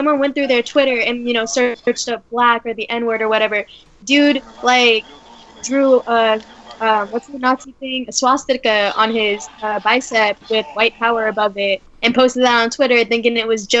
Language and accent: English; California, United States; I'm from Cali. And where I'm from, it's suburban, it's nice